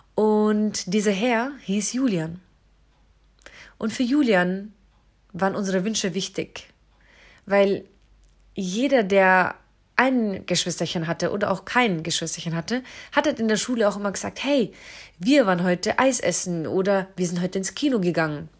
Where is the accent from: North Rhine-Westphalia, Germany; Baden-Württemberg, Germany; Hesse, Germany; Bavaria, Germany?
Bavaria, Germany; hometown on the Isar river; moved away as an adult; Ich bin auf jeden Fall in meine Heimatstadt wieder zurückgezogen